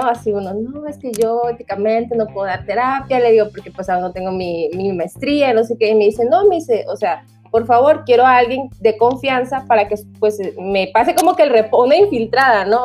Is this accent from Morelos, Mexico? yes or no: no; Tabasco, Mexico; also born or lived in Monterrey; yo soy de Tabasco, ahorita estoy actualmente aquí en, pues en mi casa, ¿no? En Tabasco